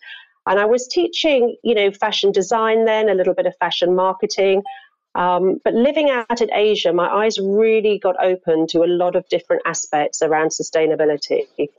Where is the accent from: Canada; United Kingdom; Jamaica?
United Kingdom; London; moved away as an adult; also born or lived in Hong Kong; So I'm from London, and I worked, you know, in London in the early part of my career